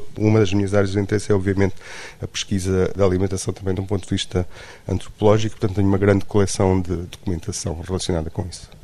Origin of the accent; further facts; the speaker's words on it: Luanda, Luanda Province, Angola; also born or lived in Trás-os-Montes, Portugal; now in Lisbon, Portugal; eu na realidade nasci em Luanda, em Angola, mas uh, passei uh, muito tempo da minha vida em Lisboa.